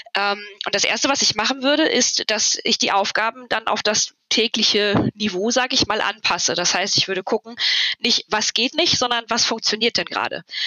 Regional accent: near Cologne, North Rhine-Westphalia, Germany; Ich komme aus der Nähe von Köln

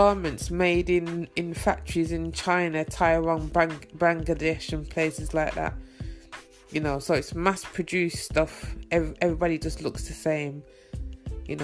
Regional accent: Birmingham, West Midlands, United Kingdom; moved away as an adult; also born or lived in East London; now in London, United Kingdom; my hometown, Birmingham.

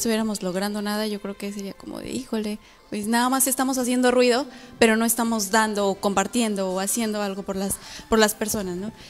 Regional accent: Iztapalapa, Mexico City, Mexico; Sí, somos de Iztapalapa, no se asusten.

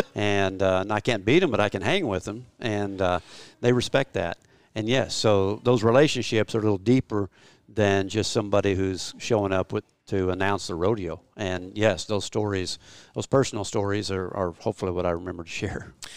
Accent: Oklahoma, United States; I'm a flatlander from Oklahoma

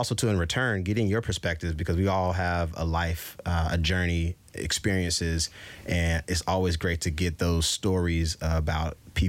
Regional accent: Durham, North Carolina, United States; moved away as an adult; also born or lived in Philadelphia; now in San Francisco Bay Area, United States; I hail from Durham, North Carolina, which, if you don't know, has been in the news the past week with the whole statue thing. That's where I was born and raised.

